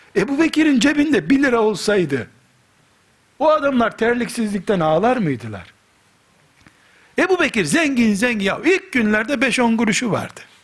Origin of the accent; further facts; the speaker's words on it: Black Sea Region, Turkey; Karadeniz çocuğu olduğumuzu